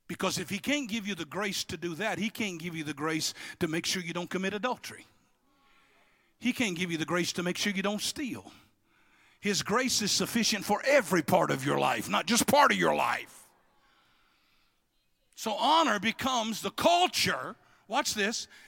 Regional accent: Louisiana, United States; I'm not from Texas. I'm from what hold Texas up

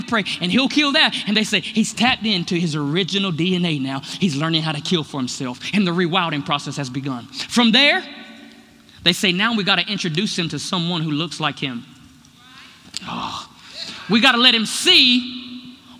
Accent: United States; I'm so American

